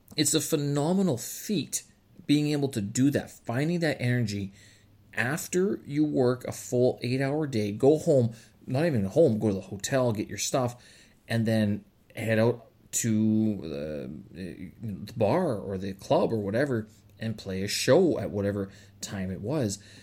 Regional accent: Canada; moved away as an adult

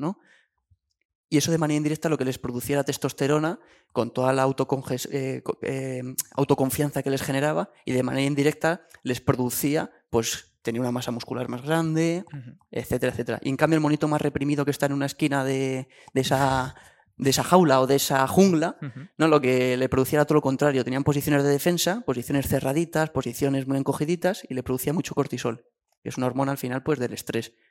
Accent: Guadalajara, Castilla-La Mancha, Spain; mi pueblo de, Guadalajara

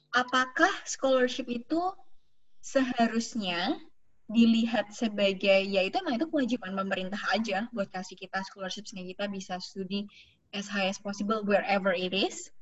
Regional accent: Central Java, Indonesia; moved away as an adult; now in Sweden; aku orang Jawa

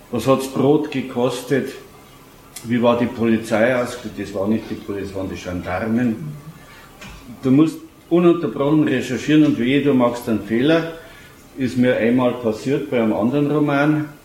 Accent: Munich, Bavaria, Germany; ich bin ja gebürtiger Giesinger, um 60 aufgewachsen unverkennbarer Löwenfan

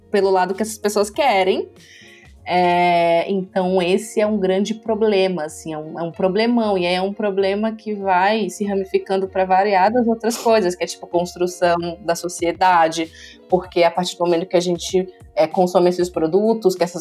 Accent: Brasília, Federal District, Brazil; moved away as an adult; now in São Paulo, Brazil; Eu sou de Brasília, né?

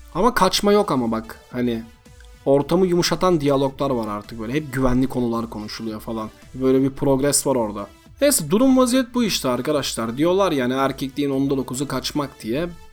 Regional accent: Buca, İzmir, Turkey; moved away; ben Bucalıyım

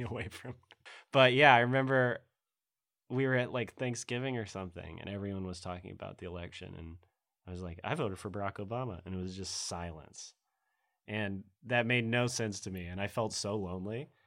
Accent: Middle Tennessee, United States; also born or lived in Oklahoma; I'm from Middle Tennessee

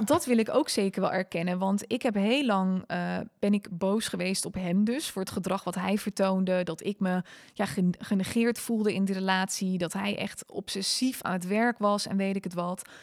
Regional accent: Netherlands; also born or lived in South Africa; now in Almere, Netherlands; als typische Hollander

